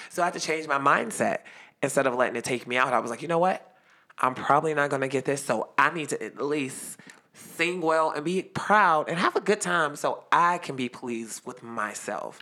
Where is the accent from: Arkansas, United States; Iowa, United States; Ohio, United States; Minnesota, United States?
Ohio, United States; Youngstown; Youngstown, Ohio